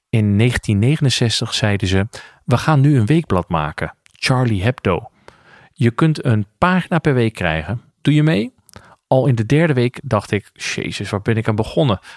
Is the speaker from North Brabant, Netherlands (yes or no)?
no; Ermelo, Gelderland, Netherlands; Ik groeide op in Ermelo in een gereformeerd gezin.